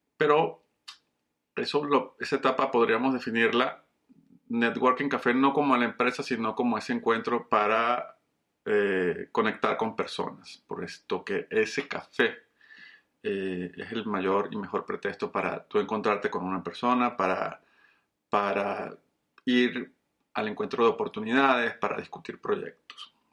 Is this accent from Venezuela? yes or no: yes; Venezuela; moved away as an adult; also born or lived in Colombia / Caracas, Venezuela; now in Coral Springs, United States; soy un colombiano criado en Venezuela